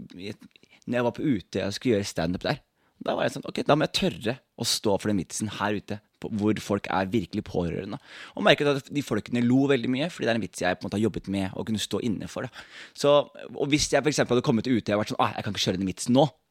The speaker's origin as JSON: {"language": "Norwegian", "town": "Skien", "region": "Telemark", "country": "Norway", "said": "er jeg ikke herfra. Jeg er fra Skien"}